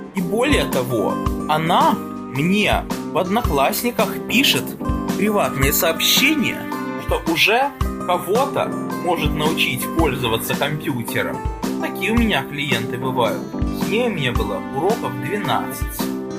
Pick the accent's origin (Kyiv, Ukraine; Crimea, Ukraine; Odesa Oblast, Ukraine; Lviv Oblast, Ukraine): Odesa Oblast, Ukraine; Odesa; moved away; мы с ней из одного города родом, мы оба одесситы